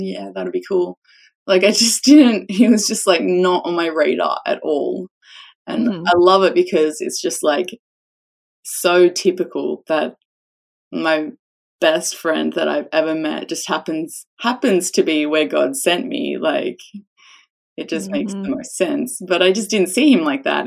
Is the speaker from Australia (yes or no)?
yes; Australia; a little bit of a sarcastic Australian